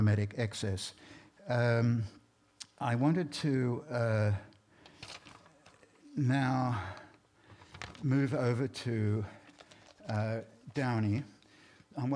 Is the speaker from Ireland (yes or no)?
no; Australia; moved away; I grew up in Australia